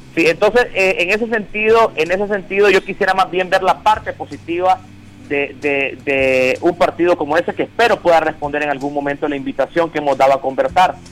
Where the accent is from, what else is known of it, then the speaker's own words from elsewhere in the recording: Nicaragua; juntos como pueblo nicaragüense